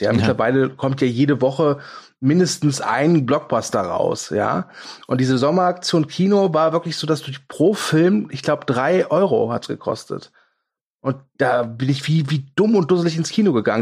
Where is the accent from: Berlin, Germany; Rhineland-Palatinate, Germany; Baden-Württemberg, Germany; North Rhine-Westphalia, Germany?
North Rhine-Westphalia, Germany; Kerpen; bei uns in Kerpen gab oder gibt es immer noch das Kapitol